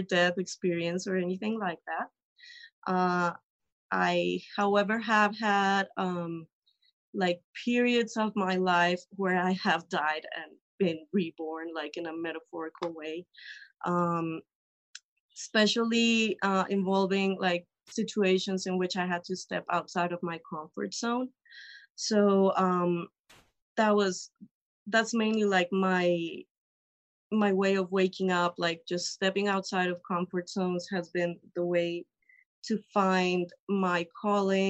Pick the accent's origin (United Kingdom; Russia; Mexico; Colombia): Colombia; I'm from Colombia.